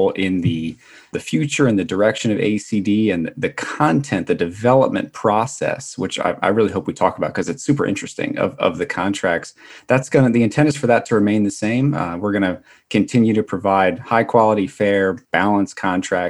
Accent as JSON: {"language": "English", "town": "Atlantic City", "region": "New Jersey", "country": "United States", "tie": "born or raised there", "also_born_or_lived": "upstate New York / Washington, District of Columbia, United States", "moved": "as an adult", "said": "I was born and raised in Atlantic City, New Jersey"}